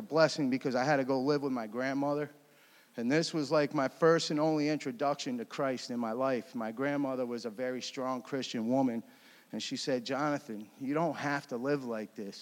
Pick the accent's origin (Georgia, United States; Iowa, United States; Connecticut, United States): Connecticut, United States; moved away as an adult; I grew up in Connecticut.